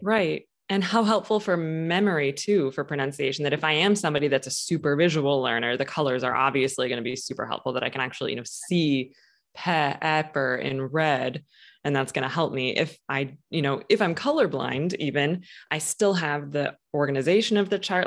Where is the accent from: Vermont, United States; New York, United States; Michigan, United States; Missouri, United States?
Michigan, United States; now in Boston, United States; I'm from Michigan, but have lived in Boston for quite some time now.